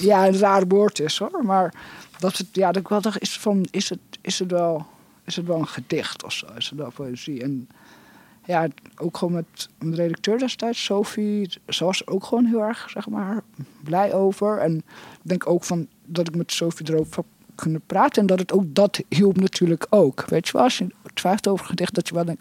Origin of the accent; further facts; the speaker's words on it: Netherlands; moved away; also born or lived in England; ik ben in Nederland opgegroeid, maar ik heb ook heel lang in Engeland gewoond